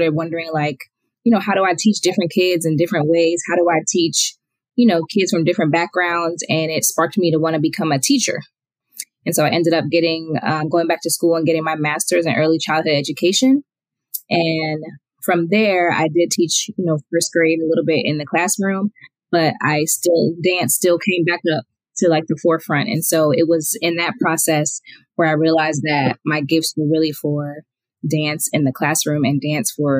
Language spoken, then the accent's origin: English; Silver Spring, Maryland, United States; now in Lilburn, United States; I'm originally from Silver Spring, Maryland, but I currently live in Lilburn, Georgia